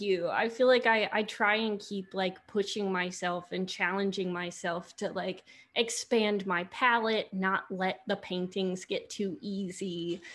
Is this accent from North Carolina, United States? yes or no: no; Johns Island, South Carolina, United States; moved away as an adult; growing up on John's Island